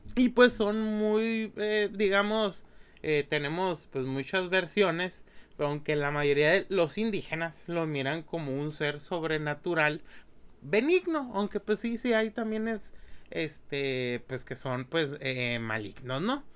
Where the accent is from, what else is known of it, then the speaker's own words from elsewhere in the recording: Mexico; nosotros sabemos o nos identificamos como mexicanos